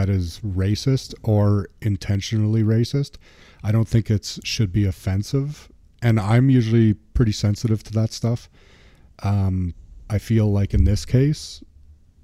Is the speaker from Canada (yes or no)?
yes; Canada; growing up as a Canadian kid